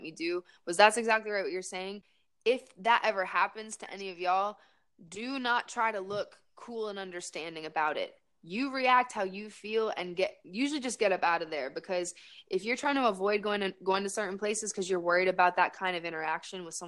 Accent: Raleigh, North Carolina, United States; also born or lived in Winston-Salem, North Carolina; my homegirls from growing up in Raleigh

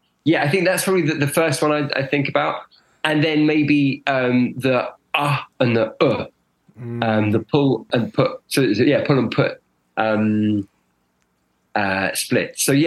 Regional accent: London, United Kingdom; moved away as an adult; also born or lived in Spain / Argentina / Hong Kong; I'm from London originally

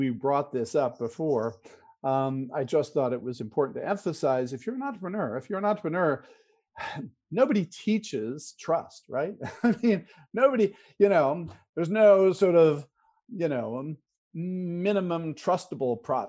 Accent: California, United States; So, you know, growing up in Silicon Valley, innovation was all about technology, right?

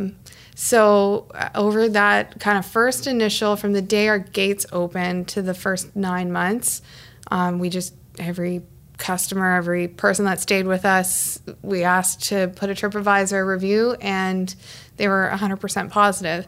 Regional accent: Ottawa, Ontario, Canada; also born or lived in Toronto; I'm from Kanata

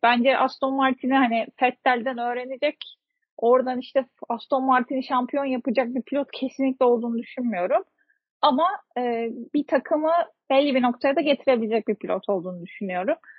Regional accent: Turkey

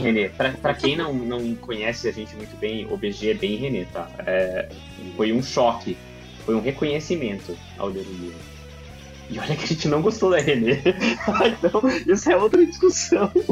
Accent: Brazil; nós, como brasileiros

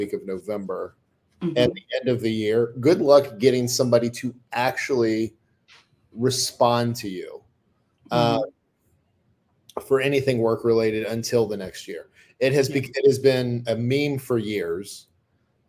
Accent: United States

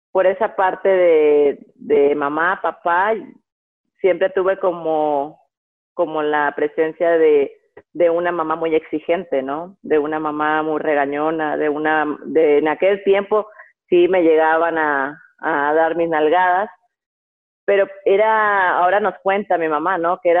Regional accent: Guasave, Sinaloa, Mexico; Bueno, nací en Guasave, Guasave, Sinaloa, pero crecí y mis papás vivían en la brecha. 14 años fue cuando vivía en la brecha, tengo dos hermanos.

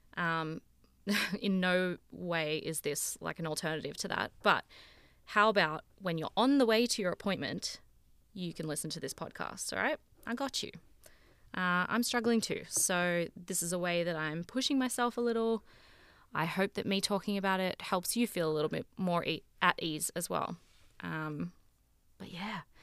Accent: Sydney, New South Wales, Australia; moved away as an adult; now in Toronto, Canada; I'm from Sydney in Australia, um, but I'm currently living in Toronto.

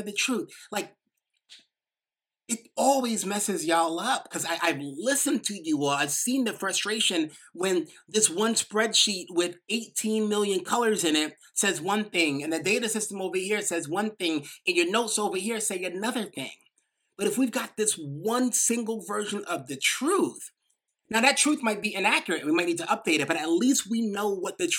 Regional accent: New York, United States; accent: little New York accent; I might have this little New York accent

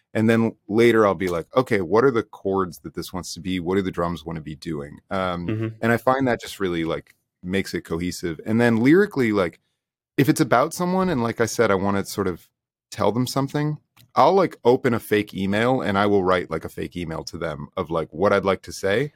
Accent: United States; now in Toronto, Canada; I'm from the States

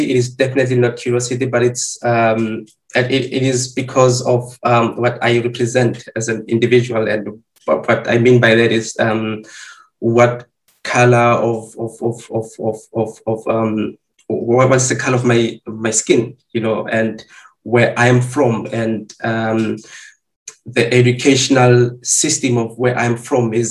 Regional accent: South Africa; moved away as an adult; now in Germany; I've lived my half of my uh, uh life as, as as a South African, and currently, when I moved to Europe, then I started to adapt to a new identity of being an African.

